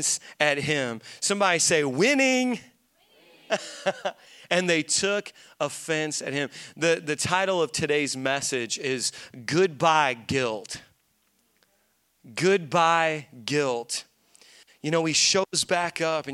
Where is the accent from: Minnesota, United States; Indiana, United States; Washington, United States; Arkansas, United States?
Indiana, United States; Hammond; My hometown is Hammond, Indiana, right down the street from Gary, Indiana